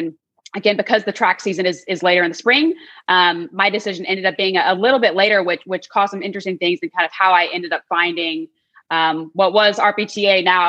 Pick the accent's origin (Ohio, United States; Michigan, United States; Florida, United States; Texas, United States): Texas, United States; Midland; moved away as an adult; also born or lived in Dallas, Texas; So I was in Midland, Texas, spent 8 to 10 years there, and then did middle school and high school in Dallas, Texas.